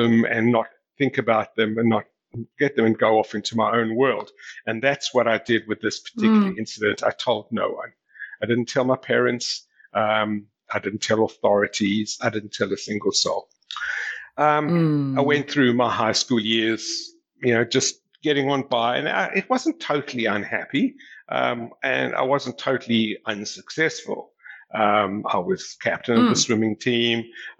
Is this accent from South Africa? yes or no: yes; South Africa; As I mentioned, I grew up in South Africa. You know, South Africa in those days was a very conservative society, and I grew up in a very protected environment.